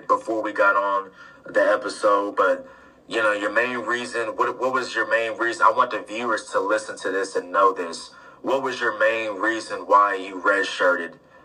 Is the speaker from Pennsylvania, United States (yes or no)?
no; Columbus, Ohio, United States; I'm from Columbus, Ohio